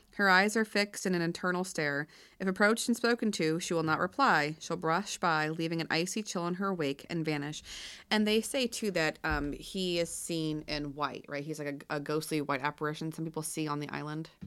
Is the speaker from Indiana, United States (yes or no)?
no; Pennsylvania, United States; in Pennsylvania, because of the Quaker background to us